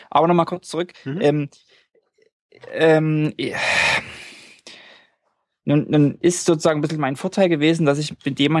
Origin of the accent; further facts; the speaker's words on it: Norway; Und äh, bei uns in Norwegen ist es so, wir haben eine Art, das hat man haben eigentlich alle, eine Art Reiseversicherung.